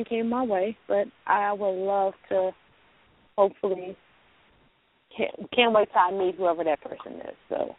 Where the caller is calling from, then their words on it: Louisiana, United States; Louisiana? Mm-hmm.